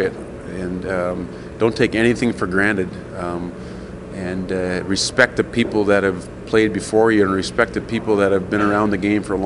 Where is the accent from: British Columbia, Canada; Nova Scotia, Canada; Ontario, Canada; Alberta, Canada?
Alberta, Canada; Edmonton; I'm from Edmonton. I played hockey at the old Edmonton Gardens.